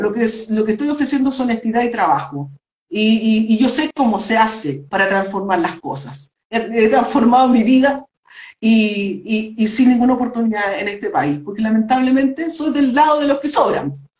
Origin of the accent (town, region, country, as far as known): Chile